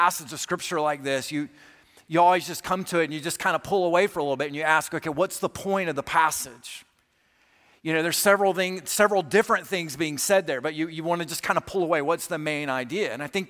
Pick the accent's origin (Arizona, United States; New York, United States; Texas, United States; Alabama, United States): Alabama, United States; I grew up in South Alabama, but I went to college in Kentucky